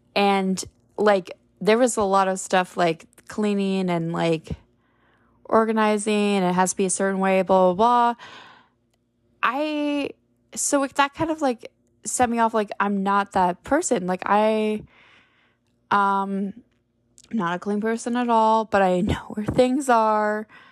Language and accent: English; Parry Sound, Ontario, Canada; moved away; Perry Sound or my hometown